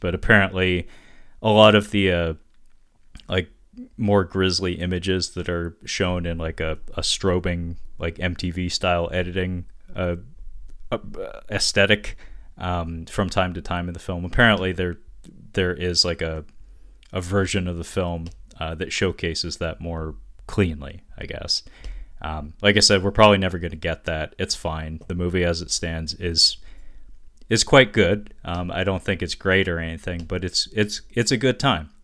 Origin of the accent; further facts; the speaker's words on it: United States; I am American.